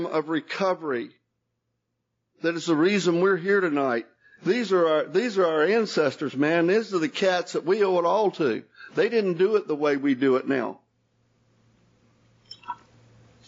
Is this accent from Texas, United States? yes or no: no; Jacksonville, Florida, United States; also born or lived in Hazlehurst, Georgia; now in Marietta, United States; We grew up in Jacksonville